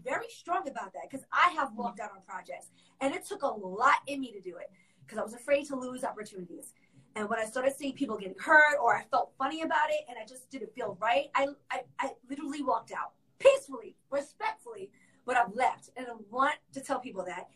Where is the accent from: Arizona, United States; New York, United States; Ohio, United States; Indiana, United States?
New York, United States; moved away as an adult; now in Orlando, United States; I am actually born and raised in New York, all the way through, even through high school. I came here as an adult.